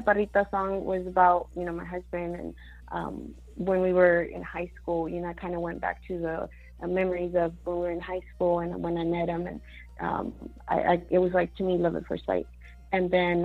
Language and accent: English; El Paso, Texas, United States; also born or lived in Mexico / Arizona; I was born in Mexico. I was raised in Arizona, part of my you know, teen life, and then the rest of it, I was raised in El Paso